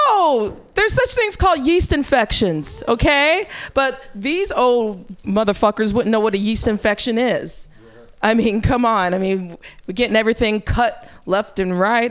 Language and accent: English; Midwest, United States; now in California, United States; I'm from the Midwest